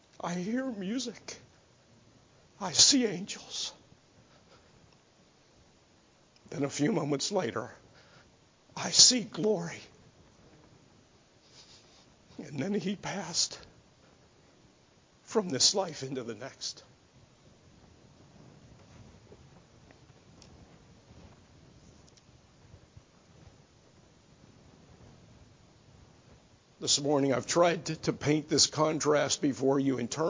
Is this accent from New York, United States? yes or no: no; Greensburg, Pennsylvania, United States; Greensburg, Pennsylvania, my hometown